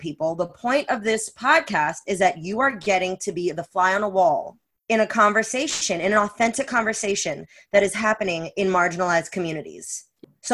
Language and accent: English; United States; as an American growing up here